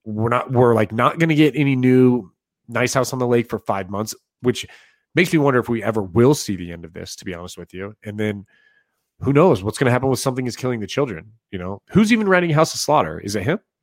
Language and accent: English; Kansas City, Missouri, United States; moved away; I'll show you around my hometown